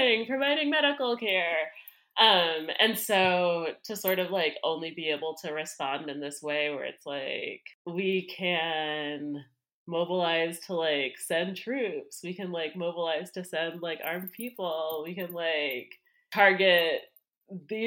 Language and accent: English; United States; as an American